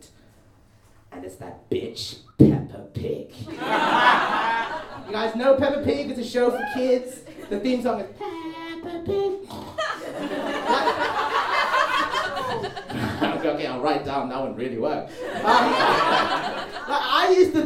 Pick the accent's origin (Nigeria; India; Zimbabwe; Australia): Zimbabwe; now in United Kingdom; I was actually born in Zimbabwe